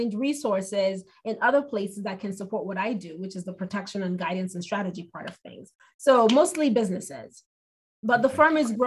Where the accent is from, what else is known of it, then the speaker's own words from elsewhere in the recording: Nigeria; moved away; I'm an immigrant. I'm Nigerian.